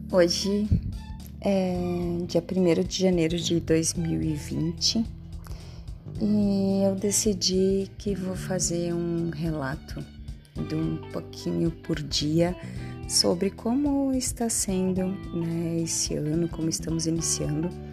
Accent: Nova Araçá, Rio Grande do Sul, Brazil; now in Caxias do Sul, Brazil; sou de Nova Araçá, moro em Caxias do Sul

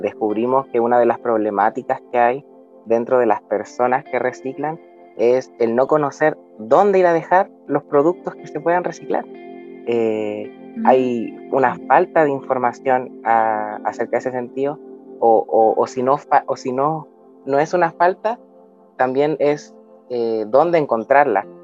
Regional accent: Arica, Arica y Parinacota, Chile; yo soy de Arica, Arica, nací en Arica y he vivido toda mi vida aquí

